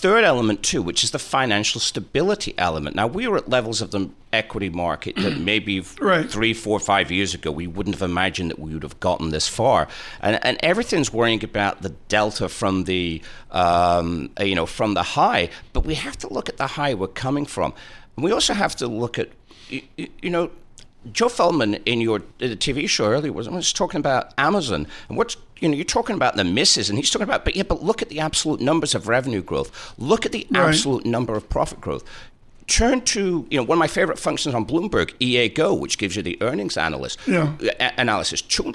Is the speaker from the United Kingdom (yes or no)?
yes; Preston, North West England, United Kingdom; It's my hometown